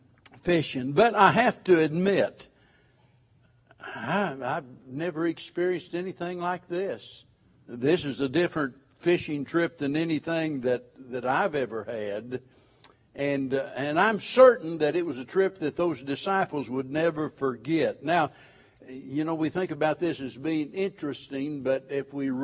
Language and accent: English; White River, the Ozarks, United States; I was raised on the White River up in the Ozarks